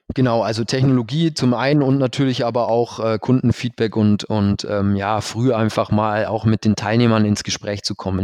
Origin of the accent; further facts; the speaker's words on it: Allgäu, Bavaria, Germany; also born or lived in Berlin / Canada; bin dann zurück in meine Heimat